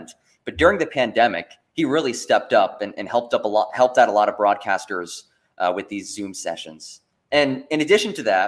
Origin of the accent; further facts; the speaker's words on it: New Jersey, United States; moved away as an adult; also born or lived in Pembroke, North Carolina; I grew up in North Jersey, just outside of New York City.